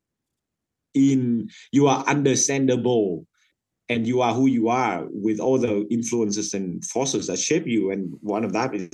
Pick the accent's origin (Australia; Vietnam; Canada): Vietnam; English is a second language; moved away as an adult; I came from Vietnam